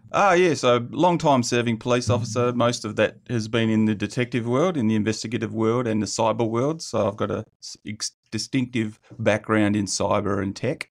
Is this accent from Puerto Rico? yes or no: no; South Hedland, Western Australia, Australia; moved away; I grew up in South Hedland a bit.